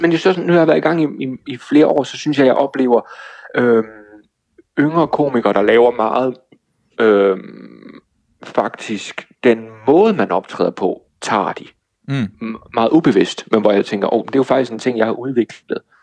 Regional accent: Toftlund, Southern Denmark, Denmark; moved away; er jeg i min hjemby. Toftlund nede ja. i Sønderjylland

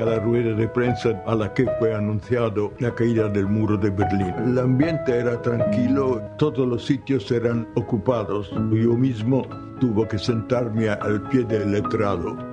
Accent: Italy; Spanish is a second language; soy un periodista italiano soy un joven de 90 años

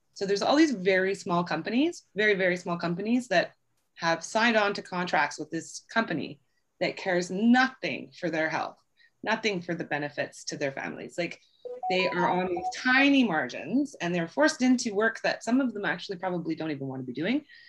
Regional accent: British Columbia, Canada; as British Columbians

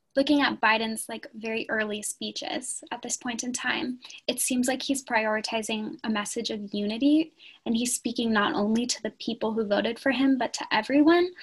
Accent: Santa Cruz, California, United States; moved away; my hometown, Santa Cruz, California

